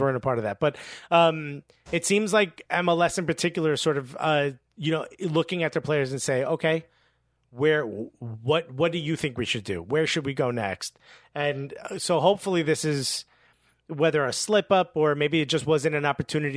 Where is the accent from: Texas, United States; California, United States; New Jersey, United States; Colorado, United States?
New Jersey, United States; Newark; I grew up with kids in Newark